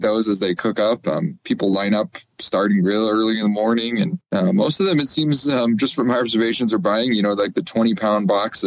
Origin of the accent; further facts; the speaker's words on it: Michigan, United States; moved away as an adult; now in New Mexico, United States; I grew up in Michigan, moved here a few years ago